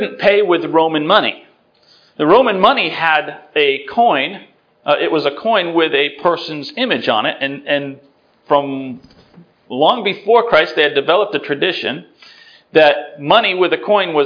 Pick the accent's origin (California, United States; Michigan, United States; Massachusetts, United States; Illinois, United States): Massachusetts, United States; Worcester; I grew up in Worcester, Massachusetts